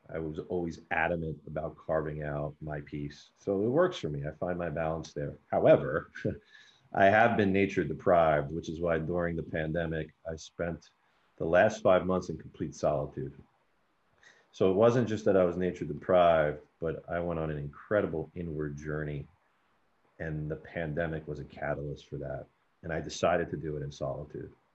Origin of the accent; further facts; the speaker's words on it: New York City, New York, United States; I was born and raised in New York City